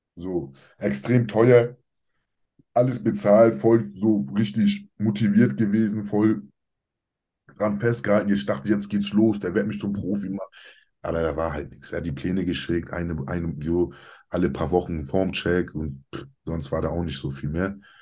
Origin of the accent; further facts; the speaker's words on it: Kiel, Schleswig-Holstein, Germany; Ich bin Deutscher, ich bin hier geboren, hier aufgewachsen, Kieler Sprotte, wirklich mein Leben lang